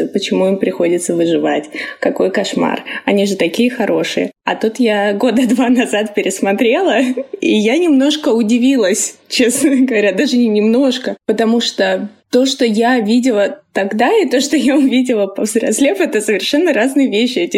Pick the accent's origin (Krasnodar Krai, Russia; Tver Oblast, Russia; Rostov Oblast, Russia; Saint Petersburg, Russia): Rostov Oblast, Russia; Собственно, у меня примерно такая же история. Я росла в Ростовской области.